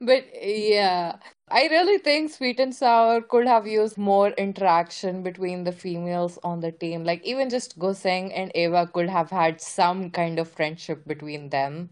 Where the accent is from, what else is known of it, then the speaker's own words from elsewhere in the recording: India; As an Indian